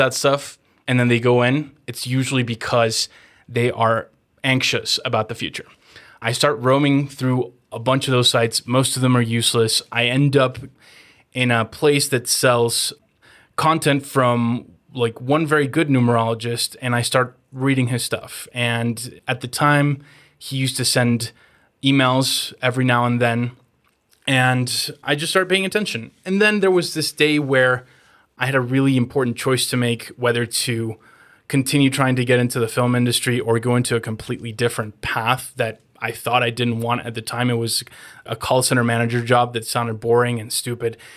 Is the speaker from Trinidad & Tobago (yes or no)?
no; Mexico; moved away as an adult; also born or lived in Los Angeles, United States; I'm born and raised in Mexico, but I was in L A and I didn't wanna go back to Mexico